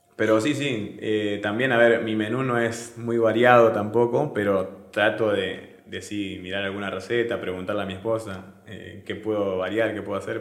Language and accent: Spanish; Argentina; moved away as an adult; now in Venezuela; en Argentina decimos que es